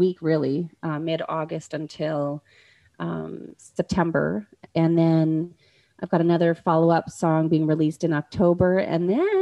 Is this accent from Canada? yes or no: yes; Dauphin, Manitoba, Canada; Grow Media in Dauphin, Manitoba, which is my hometown